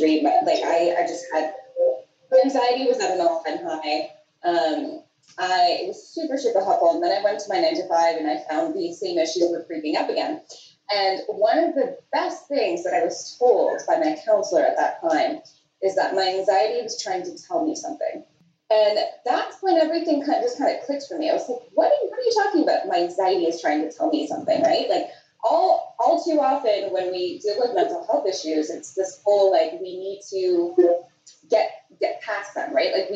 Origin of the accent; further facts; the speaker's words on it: Toronto, Ontario, Canada; moved away as an adult; also born or lived in Portugal; now in Nicaragua; I was pretty much born and raised in and around Toronto